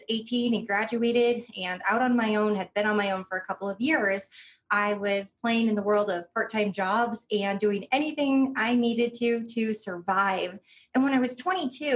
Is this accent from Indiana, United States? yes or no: yes; Northwest Indiana, United States; I grew up in Northwest Indiana